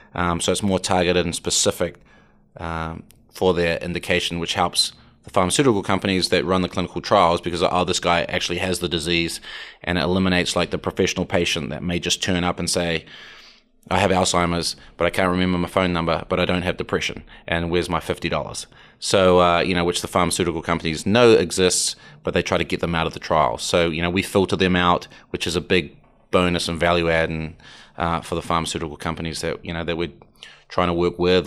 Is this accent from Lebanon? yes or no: no; New Zealand; now in Atlanta, United States; I'm from New Zealand